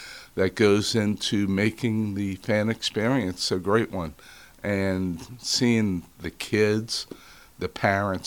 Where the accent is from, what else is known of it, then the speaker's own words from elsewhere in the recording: New Orleans, Louisiana, United States; moved away as an adult; now in Florida, United States; I born and raised in New Orleans